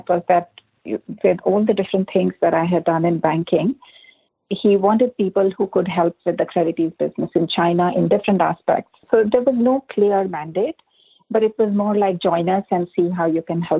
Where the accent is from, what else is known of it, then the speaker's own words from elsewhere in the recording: India; moved away as an adult; also born or lived in Singapore; now in Bay Area, United States; I grew up in India and studied in India as well